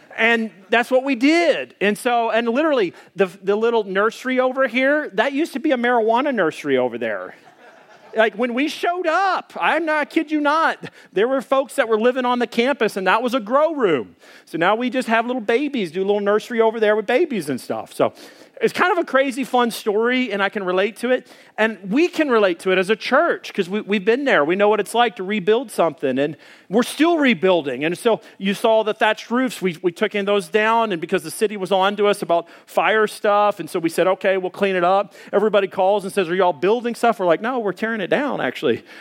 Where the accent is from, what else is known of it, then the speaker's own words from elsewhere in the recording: Arkansas, United States; moved away; I grew up back in Arkansas. We had forty acres of woodland.